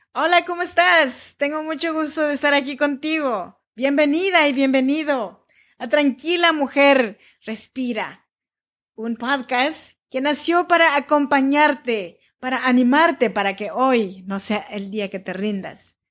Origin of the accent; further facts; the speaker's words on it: Mexico; now in United States; somos muchos los mexicanos, como yo